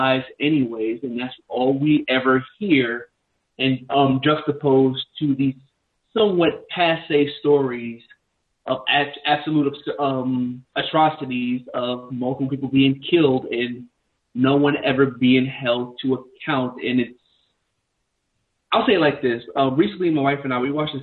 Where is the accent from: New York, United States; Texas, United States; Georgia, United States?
New York, United States; New York City; I grew up in New York City myself